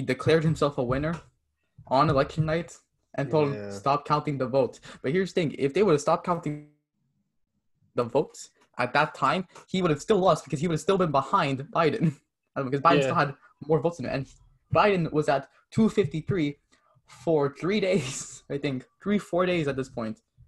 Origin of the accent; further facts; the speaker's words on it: Canada; also born or lived in Quebec; I like being Canadian